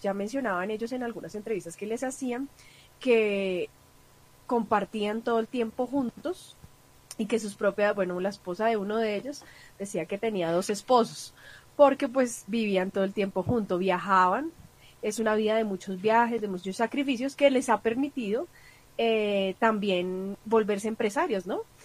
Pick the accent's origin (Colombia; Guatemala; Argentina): Colombia; como colombiana